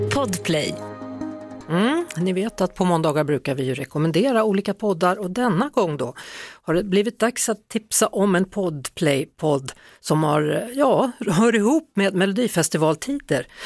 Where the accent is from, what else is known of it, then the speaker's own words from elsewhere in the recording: Västergötland, Västra Götaland, Sweden; moved away; för det är ju liksom mitt landskap, där jag kommer ifrån, det är Västergötland det handlar om